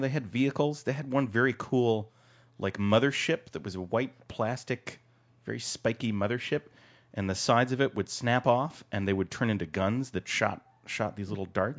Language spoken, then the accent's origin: English; Connecticut, United States; I grew up in Connecticut, in the, in the woods of Connecticut, in, uh, in the center of the state